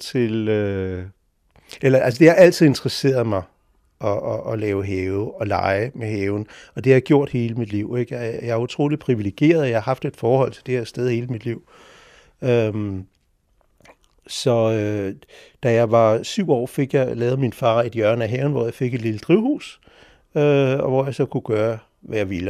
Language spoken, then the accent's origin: Danish; Sletten, Capital Region of Denmark, Denmark; moved away as an adult; also born or lived in Copenhagen / Japan / Italy / Switzerland; jeg er faktisk født her på Gamle Strandvej, øh, i det hus, der ligger foran det, hvor jeg bor nu, i 1958